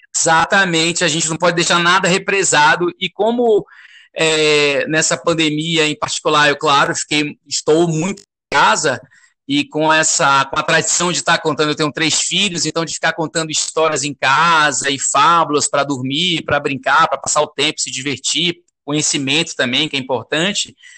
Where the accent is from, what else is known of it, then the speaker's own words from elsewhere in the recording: Salvador, Bahia, Brazil; moved away; eu sou de Salvador